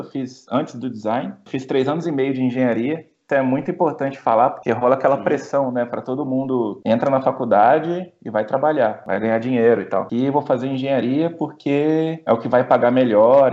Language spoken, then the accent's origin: Portuguese; Espírito Santo, Brazil; moved away as an adult; also born or lived in São Paulo; now in Germany; vim do Espírito Santo, nasci no Espírito Santo, minha família toda é de lá.